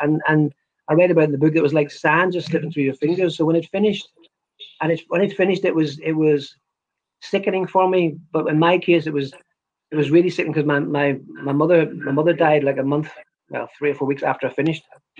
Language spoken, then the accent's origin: English; Ireland; For a boy growing up in Ireland, I expected more